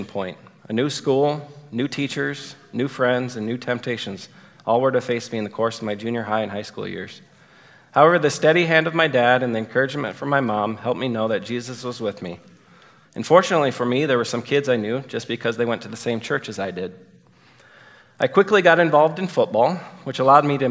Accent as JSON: {"language": "English", "town": "Rock Valley", "region": "Iowa", "country": "United States", "tie": "born or raised there", "said": "Within my hometown of Rock Valley, Iowa, there was a public school and a private school"}